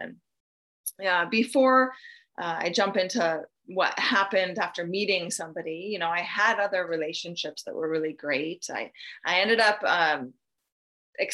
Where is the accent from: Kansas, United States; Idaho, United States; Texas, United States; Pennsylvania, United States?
Idaho, United States; born there; I was born in North Idaho to two loving parents.